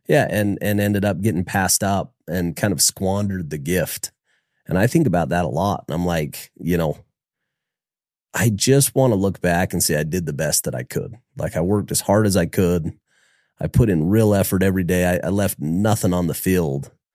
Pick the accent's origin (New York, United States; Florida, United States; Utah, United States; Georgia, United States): Utah, United States; Logan; I was from Logan